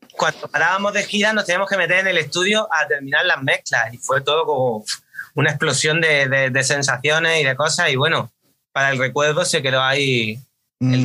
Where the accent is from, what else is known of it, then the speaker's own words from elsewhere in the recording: Granada, Andalusia, Spain; Nosotros más concretamente somos de, somos de Granada capital, pero veraneamos, bueno, yo voy todos los veranos al pueblo de mis padres, que está en la costa